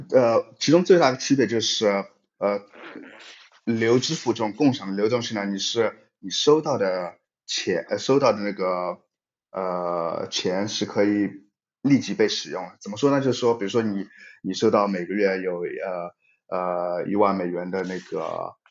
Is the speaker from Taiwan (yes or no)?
no; China; moved away as an adult; also born or lived in Europe; 我是在中国长大的，我是，以前是学计算机科学的，呃，在，的背景，然后离开中国后，呃，陆续在不同的公司，呃，主要在欧洲，啊，包括 Skype、微软和 Twilio 等